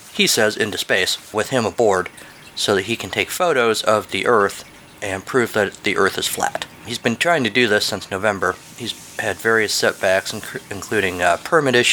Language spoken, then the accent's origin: English; United States; as an American